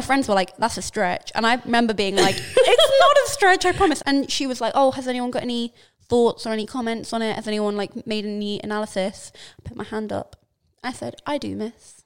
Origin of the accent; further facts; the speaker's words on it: London, United Kingdom; being a Londoner